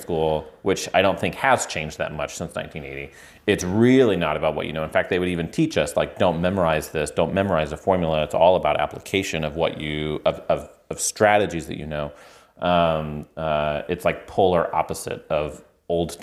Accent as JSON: {"language": "English", "region": "Indiana", "country": "United States", "tie": "born or raised there", "moved": "yes", "said": "I grew up in Indiana and didn't move around a lot"}